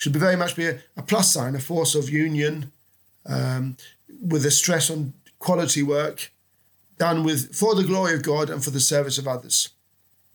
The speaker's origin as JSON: {"language": "English", "region": "London", "country": "United Kingdom", "tie": "born or raised there", "also_born_or_lived": "Spain / Rome / Portugal / France", "moved": "as an adult", "lives_now": "Oxford, United Kingdom", "said": "I was born and brought up in London."}